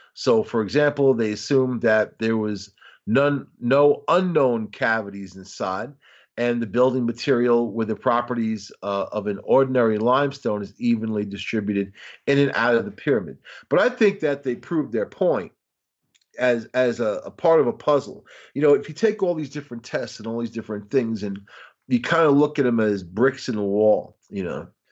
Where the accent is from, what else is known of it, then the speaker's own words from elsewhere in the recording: Long Island, New York, United States; I'm from Long Island